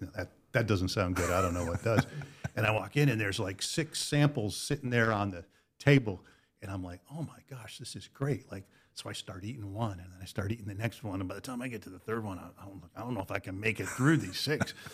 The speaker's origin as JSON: {"language": "English", "region": "Connecticut", "country": "United States", "tie": "born or raised there", "moved": "as an adult", "said": "I was born in Connecticut"}